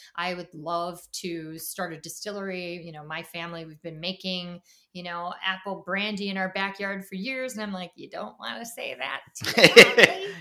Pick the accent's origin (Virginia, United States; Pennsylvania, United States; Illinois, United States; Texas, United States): Illinois, United States; Chicago; moved away; also born or lived in Washington, D.C. area; I'm from Chicago